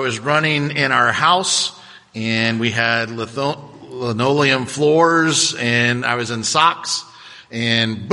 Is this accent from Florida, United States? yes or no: yes; Cocoa Beach, Florida, United States; growing up in Cocoa Beach